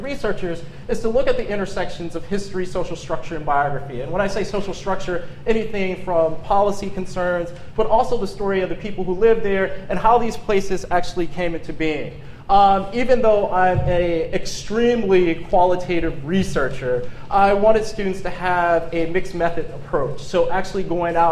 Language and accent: English; Detroit, Michigan, United States; now in Pittsburgh, United States; I'm originally from Detroit, but I haven't lived in Detroit in 12 years.